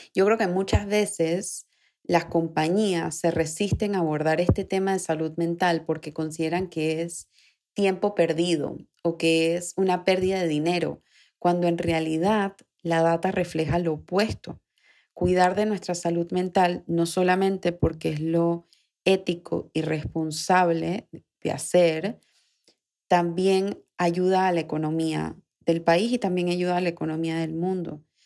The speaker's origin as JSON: {"language": "Spanish", "country": "Panama", "said": "aquí en Panamá, que es de donde yo soy, donde grabo el episodio"}